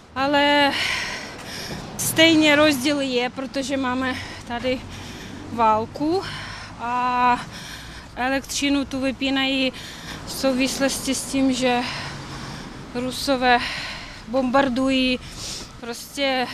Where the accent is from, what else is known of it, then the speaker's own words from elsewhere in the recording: Kyiv, Ukraine; Czech is a second language; jsem z Kyjeva, celý život žiju v Kyjevě